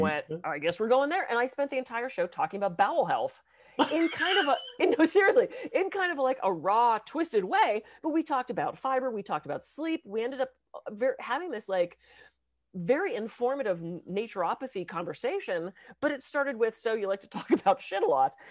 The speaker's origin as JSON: {"language": "English", "town": "Pittsburgh", "region": "Pennsylvania", "country": "United States", "tie": "born or raised there", "said": "I was raised in Pittsburgh."}